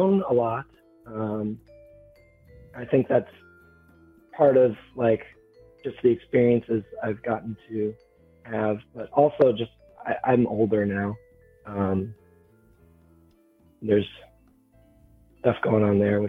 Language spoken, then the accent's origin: English; Minnesota, United States; I'm from Minnesota, and I've spent most of my time in Minnesota